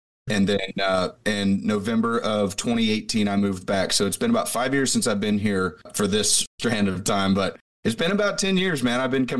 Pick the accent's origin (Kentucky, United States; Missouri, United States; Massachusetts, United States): Missouri, United States; Grain Valley; now in Nashville, United States; I grew up in Missouri, actually, outside of Kansas City, about 30 miles, a little town off of I-70 called Grain Valley.